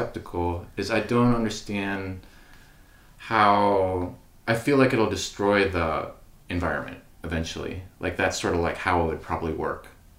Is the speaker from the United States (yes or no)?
yes; Annapolis, Maryland, United States; now in Washington, D.C., United States; I'm from Annapolis, Maryland, which is about a town sort of 40 minutes drive from D.C.